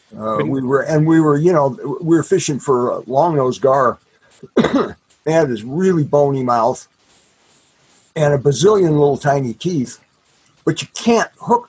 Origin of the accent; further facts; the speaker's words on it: the Midwest and Minnesota, United States; I grew up fishing lakes in the Midwest and, and up in Minnesota